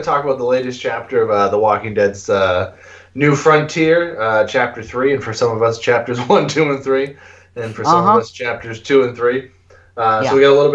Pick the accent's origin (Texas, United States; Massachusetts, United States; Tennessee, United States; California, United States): Massachusetts, United States; Boston; moved away; I grew up in Boston, so I'm a Bruins fan